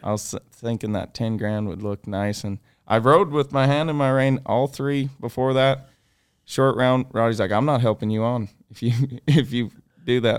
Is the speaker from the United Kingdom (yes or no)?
no; Canada; growing up in Canada